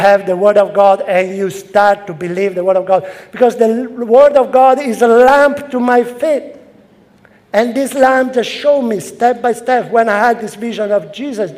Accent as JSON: {"language": "English", "country": "Italy", "also_born_or_lived": "London", "second_language": "English", "moved": "as an adult", "lives_now": "Rome, Italy", "said": "I came to London from Italy"}